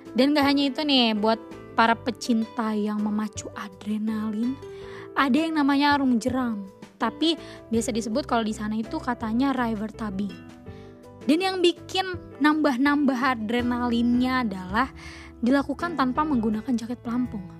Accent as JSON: {"language": "Indonesian", "region": "Sumatra", "country": "Indonesia", "said": "Tapi jujur aja nih teman-teman, aku sebagai anak Sumatera, saya anak Sumatera itu nggak pernah kesini belum pernah kesini"}